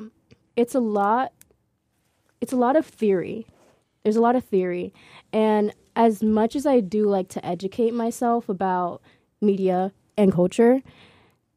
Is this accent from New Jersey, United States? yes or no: yes; Central New Jersey, United States; New Jersey, Central New Jersey, it does exist.